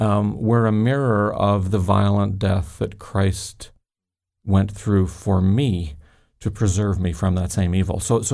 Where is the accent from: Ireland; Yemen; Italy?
Ireland; Growing up in Ireland, I had seen lots of fear and violence, shootings and bombings, etc.